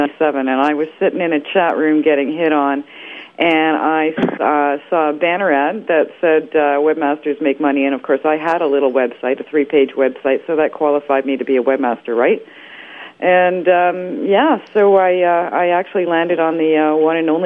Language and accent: English; Toronto, Ontario, Canada; moved away; also born or lived in Calgary; I'm from Toronto originally, so I was working in Canada as an air traffic controller in Calgary